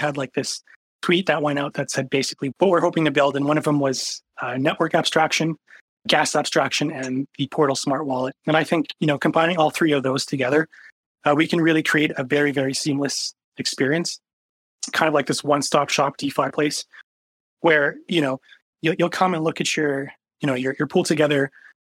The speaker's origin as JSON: {"language": "English", "country": "Canada", "said": "I'm Canadian"}